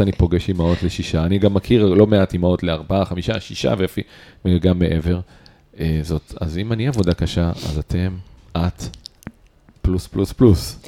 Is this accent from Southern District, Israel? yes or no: no; Holon, Tel Aviv District, Israel; moved away as an adult; now in Netzer Sereni, Israel; אני חולוני, שהתחתן עם קיבוצניקית. אז אני גר בקיבוץ כבר הרבה שנים